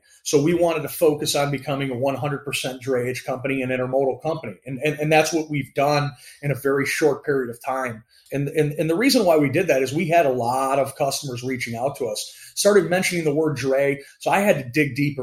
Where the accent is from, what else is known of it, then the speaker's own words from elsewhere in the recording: Chicago, Illinois, United States; So I grew up in the Chicagoland area. I was a Gordon Tech guy, which is a high school right in the city, right by Wrigley Field.